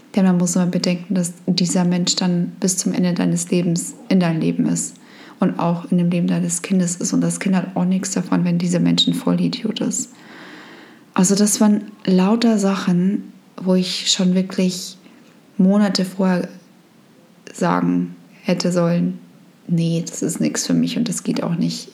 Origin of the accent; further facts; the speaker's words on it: Germany; wir kommen in Deutschland aus dem Land, wo das Thema wahnsinnig groß ist